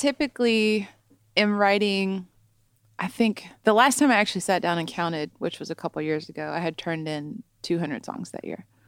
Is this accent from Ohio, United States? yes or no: yes; Southern Ohio, United States; also born or lived in Columbus, Ohio; I'm from Southern Ohio, but I moved up to Columbus and went to Ohio State for college